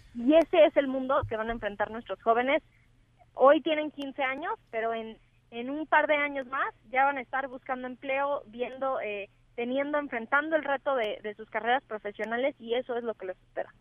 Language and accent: Spanish; Mexico; esta frase que decimos muchas veces los mexicanos de que origen es destino